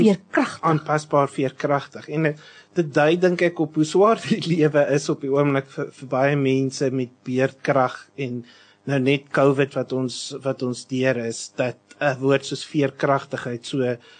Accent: Western Cape, South Africa; waar ek vandaan kom wat nou hy net oor die bult uit die noordelike voorstede is

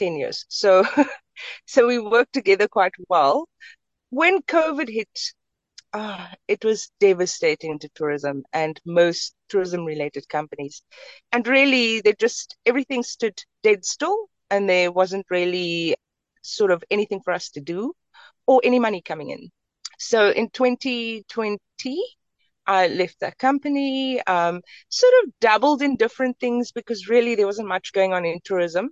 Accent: Cape Town, Western Cape, South Africa; I grew up in the Cape Flats

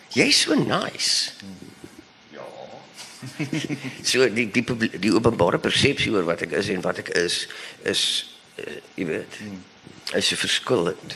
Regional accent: Bellville, Western Cape, South Africa; ek kom ook van Belwel af

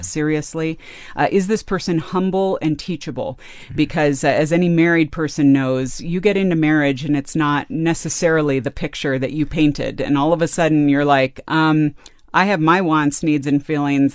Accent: California, United States; I grew up in California

